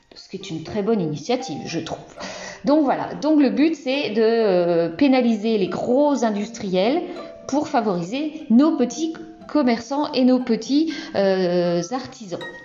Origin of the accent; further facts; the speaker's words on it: Brittany, France; je suis bretonne